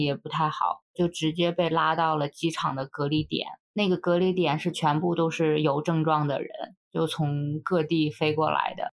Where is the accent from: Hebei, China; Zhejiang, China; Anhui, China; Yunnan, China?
Hebei, China; moved away as an adult; also born or lived in United States; 我们那儿当地的河北